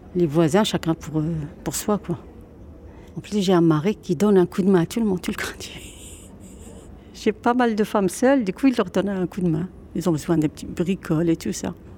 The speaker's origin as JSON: {"language": "French", "town": "Oujda", "region": "Oriental", "country": "Morocco", "tie": "born or raised there", "moved": "yes", "lives_now": "Dunkirk, France", "said": "J'ai grandi au Maroc. C'était à Oujda"}